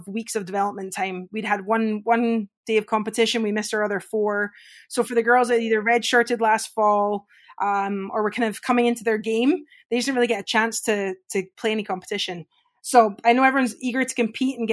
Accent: Scotland, United Kingdom; moved away; growing up in Scotland, I grew up playing golf and hockey

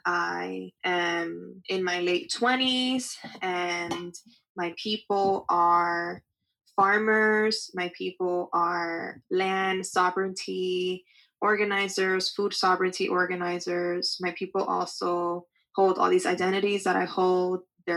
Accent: Dominican Republic; so that I can invest that money into buying land in my home country of the Dominican Republic.

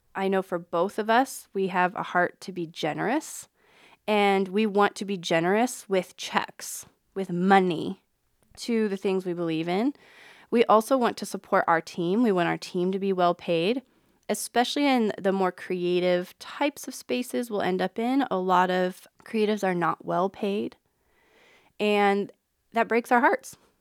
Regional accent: Reno, Nevada, United States; also born or lived in West Point, Nebraska / Omaha, Nebraska; now in Council Bluffs, United States; I grew up in Reno, Nevada, and then moved to a small town in West Point, Nebraska

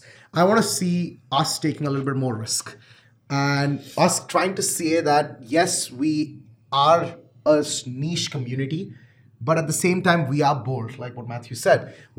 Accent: Canada; And I'm very proud to be a Canadian entrepreneur.

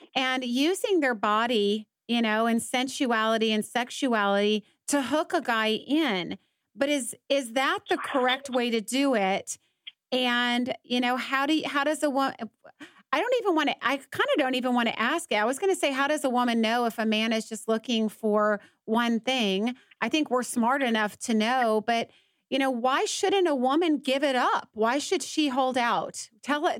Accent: Atlanta, Georgia, United States; now in Dallas, United States; I'm from Atlanta, and I've I grew up on the East Coast

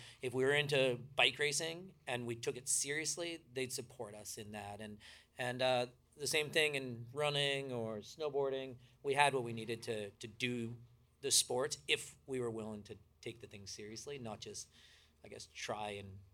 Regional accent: Calgary, Alberta, Canada; we grew up mainly in Calgary.

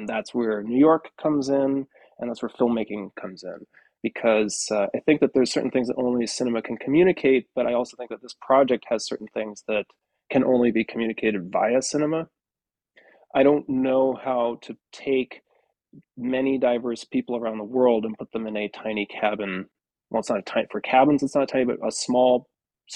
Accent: Edmonton, Alberta, Canada; moved away as an adult; also born or lived in Boston; I grew up in Edmonton

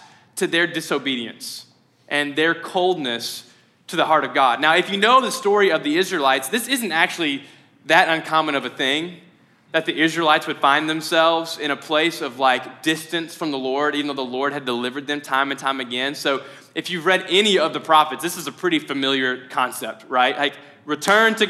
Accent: Mayfield, Kentucky, United States; I'm from Mayfield

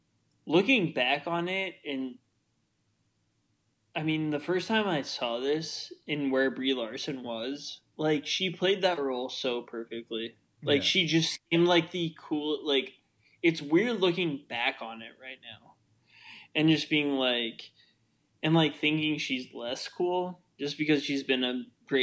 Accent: Midwest, United States; I just said especially because I'm from the Midwest, but whatever.

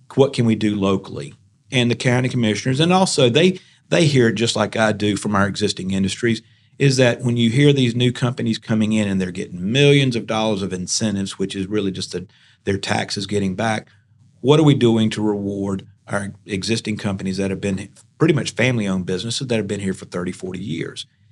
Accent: Smithfield, North Carolina, United States; I'm really not from Raleigh. I'm from Smithfield.

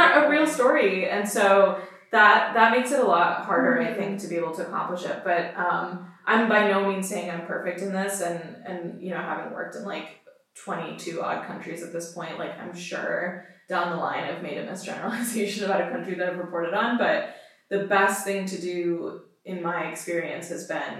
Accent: Pakistan; myself as a Pakistani

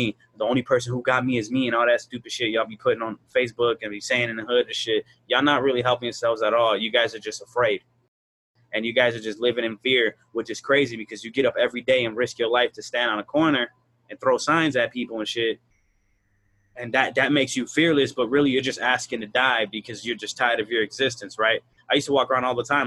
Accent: Chicago, Illinois, United States; I'm from Chicago. I'm from the hood.

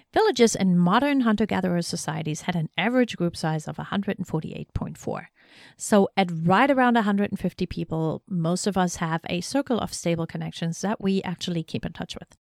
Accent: East Germany, Germany; also born or lived in North Carolina; now in Shenandoah Valley, United States; where I grew up in East Germany

